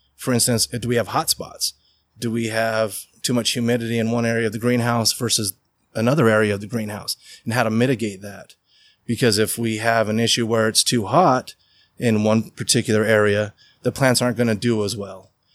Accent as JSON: {"language": "English", "town": "Riverton", "region": "Utah", "country": "United States", "tie": "born or raised there", "said": "I grew up in Riverton. We had 165 acres"}